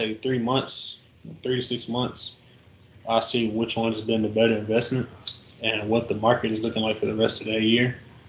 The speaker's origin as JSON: {"language": "English", "town": "Houston", "region": "Texas", "country": "United States", "moved": "as an adult", "lives_now": "Tampa, United States", "said": "I'm from Houston."}